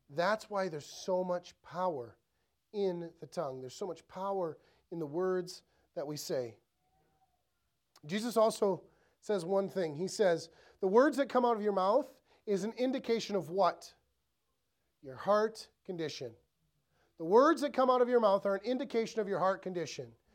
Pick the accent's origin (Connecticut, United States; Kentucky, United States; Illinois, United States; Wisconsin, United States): Wisconsin, United States; Ellsworth; I grew up in Ellsworth, so super small town, three thousand people